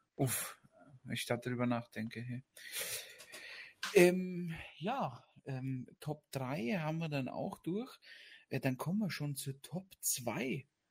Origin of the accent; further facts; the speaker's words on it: Austria; bei uns in Österreich